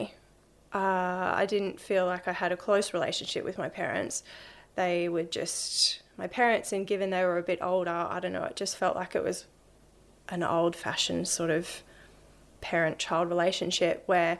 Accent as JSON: {"language": "English", "town": "Brisbane", "region": "Queensland", "country": "Australia", "tie": "born or raised there", "said": "Yeah, I grew up in Brisbane. Grew up on the north side."}